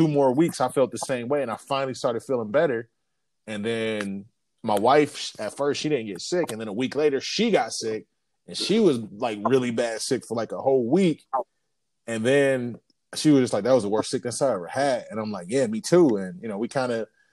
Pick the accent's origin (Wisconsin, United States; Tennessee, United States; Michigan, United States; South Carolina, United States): Michigan, United States; Detroit; I'm from Detroit